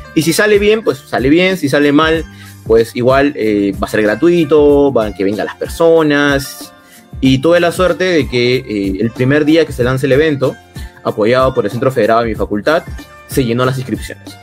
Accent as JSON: {"language": "Spanish", "country": "Peru", "said": "la mitad somos peruanos"}